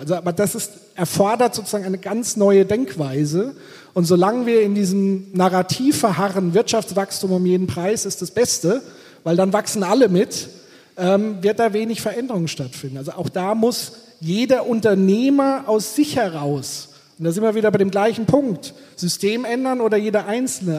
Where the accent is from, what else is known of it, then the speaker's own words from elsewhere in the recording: Bavaria, Germany; ich komme aus Bayern